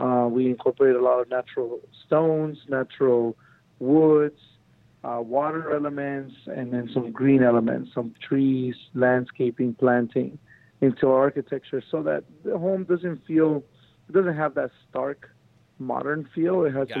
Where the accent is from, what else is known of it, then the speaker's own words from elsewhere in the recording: Long Beach, California, United States; also born or lived in Mexico / Compton; I came here to the United States when I was about a year and a half. Grew up in Long Beach in Compton.